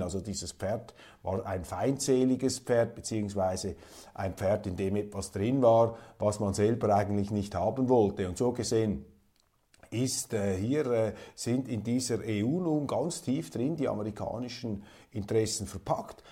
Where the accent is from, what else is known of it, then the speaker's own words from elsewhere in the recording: Switzerland; Als Schweizer, auch als Schweizer Milizpolitiker, noch Politiker